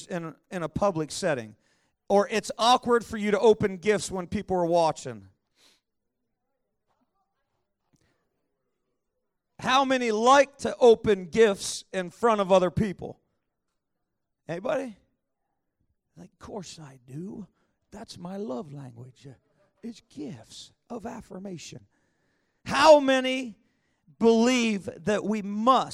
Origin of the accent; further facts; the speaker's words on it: Pittsburgh, Pennsylvania, United States; moved away; I was born in Pittsburgh, Pennsylvania